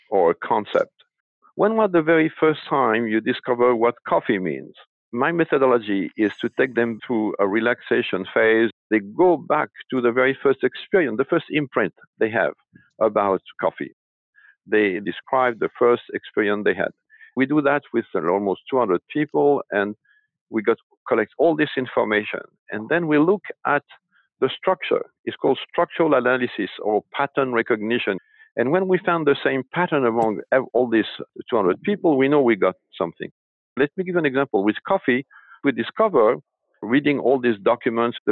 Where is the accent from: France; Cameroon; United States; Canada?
France; moved away; I was born in France and raised in France